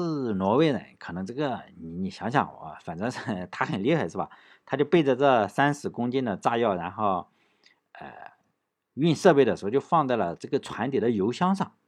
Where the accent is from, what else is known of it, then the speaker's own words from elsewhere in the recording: United States; 我们美国人是吧？咱们美国人也不能这样这么恶心